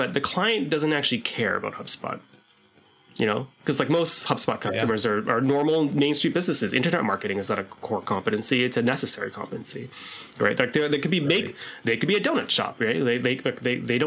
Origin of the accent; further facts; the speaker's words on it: Canada; we're Canadian